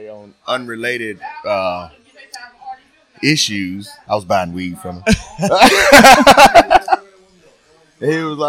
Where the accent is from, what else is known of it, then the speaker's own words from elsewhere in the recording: Lawrence, United States; I'm born and raised here.